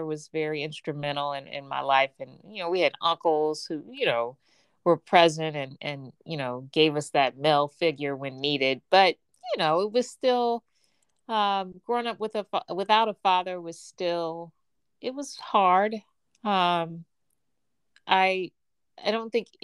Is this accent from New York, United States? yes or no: no; Gary, Indiana, United States; I was born and raised in Gary, Indiana